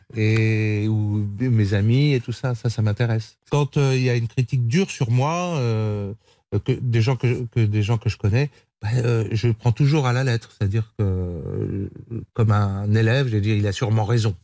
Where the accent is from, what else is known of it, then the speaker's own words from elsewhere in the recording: Vendée, Pays de la Loire, France; Je viens de la Vendée.